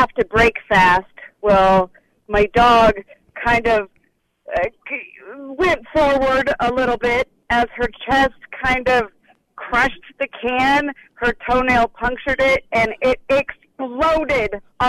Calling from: Des Moines, Iowa, United States; Des Moines.

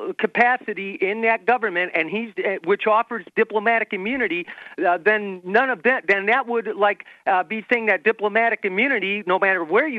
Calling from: South Haven, Michigan, United States; South Haven in Southwest Michigan.

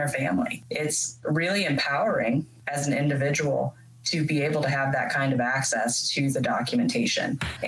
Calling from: Kansas City, Missouri, United States; I'm actually calling in from Kansas City, Missouri. Which is where I'm located.

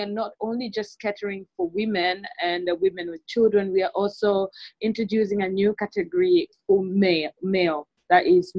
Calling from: Dar es Salaam, Tanzania; and I'm podcasting from Dar es Salaam.

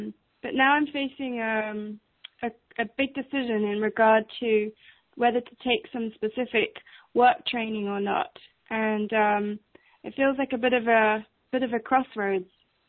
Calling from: England, United Kingdom; I'm calling from England.

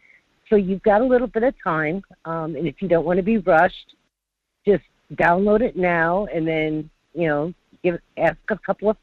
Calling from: North Pole, Alaska, United States; Hi, this is … from North Pole. How are you today?

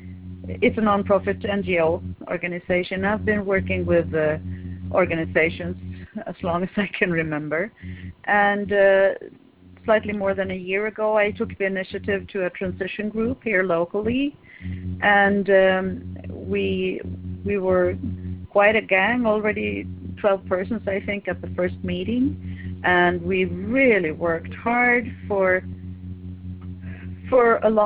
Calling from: Sweden; I'm calling from Sweden.

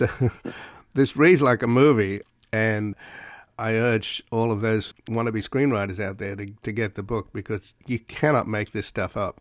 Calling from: Los Angeles, California, United States; I'm calling you from Los Angeles

